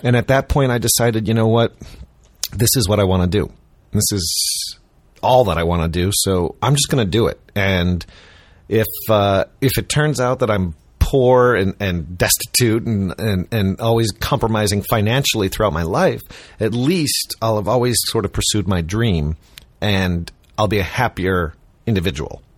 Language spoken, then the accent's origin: English; Chicago, Illinois, United States; I grew up in Chicago